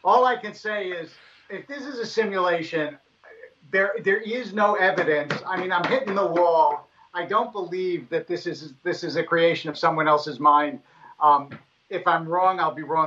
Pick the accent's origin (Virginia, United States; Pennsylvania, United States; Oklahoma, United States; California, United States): Pennsylvania, United States; Harrisburg; I was born in Harrisburg.